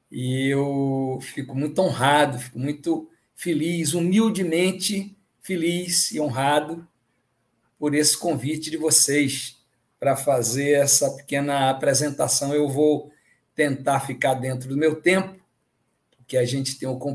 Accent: Northeast Region, Brazil; Eu, como nordestino, fico muito contente

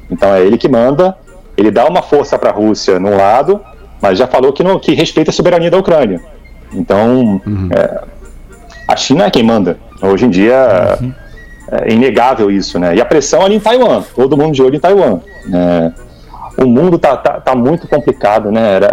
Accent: Rio de Janeiro, Brazil; A minha, família, a, minha família, a minha família é catarinense, né? Então eu, eu, eu cresci no Rio, né? no cresci no Rio e vinha assim sempre pra cá.

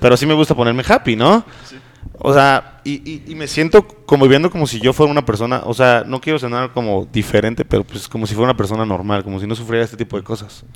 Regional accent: northern Mexico, Mexico; moved away; nosotros aquí como mexicanos vivimos en una sociedad muy machista

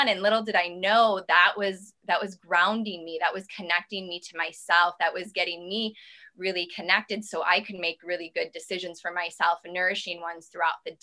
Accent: Midwest, United States; I come from the Midwest, and I come from a place of, you know, we didn't eat so great growing up.

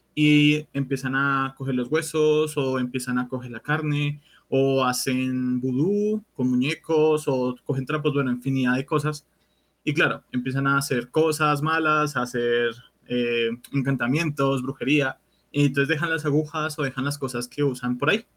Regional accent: Bogotá, Colombia; Yo soy de Bogotá

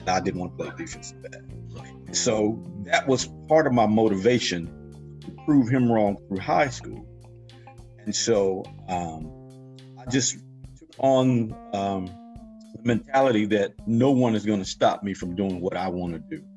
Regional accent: Pine Bluff, Arkansas, United States; now in Champaign, United States; born and raised in Pine Bluff, Arkansas

